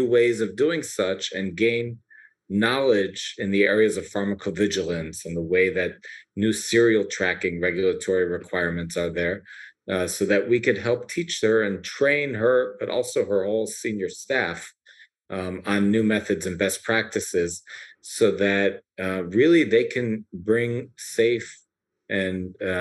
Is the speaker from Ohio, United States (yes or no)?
yes; Ohio, United States; now in Israel; I was born in the United States in the Midwest in Ohio, and our family decided to move to Israel about 30 years ago